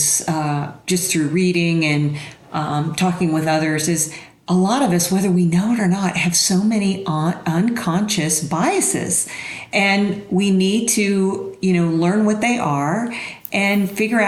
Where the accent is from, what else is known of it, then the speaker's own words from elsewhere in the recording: Dayton, Ohio, United States; also born or lived in Columbus, Ohio; now in Denver, United States; I grew up in the Midwest in warm and sunny Dayton, Ohio